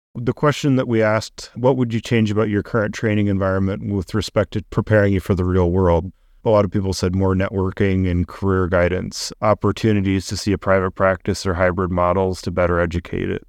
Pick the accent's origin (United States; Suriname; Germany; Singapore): United States; Boulder, Colorado; I grew up in Boulder, Colorado, thinking that everybody was rich and white